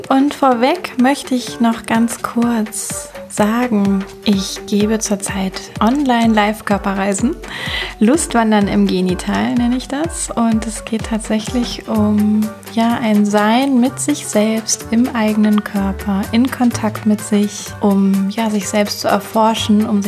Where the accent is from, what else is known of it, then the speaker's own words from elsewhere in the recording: Cologne, North Rhine-Westphalia, Germany; Ich komme aus Köln und ich freue mich, dass du von wo auch immer du gerade einschaltest, heute mit dabei bist